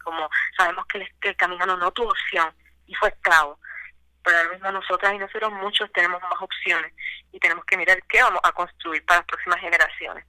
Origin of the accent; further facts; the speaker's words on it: Puerto Rico; now in Cayey, Puerto Rico; Yo soy original del Bonito